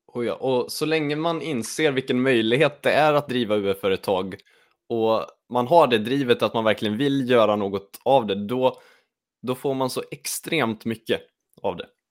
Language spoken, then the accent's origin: Swedish; Lidköping, Västra Götaland, Sweden; jag kommer också från Lidköping